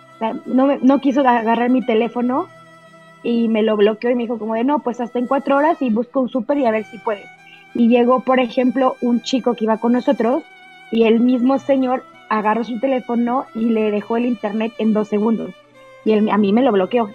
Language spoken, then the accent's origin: Spanish; Mexico; also born or lived in Mexico City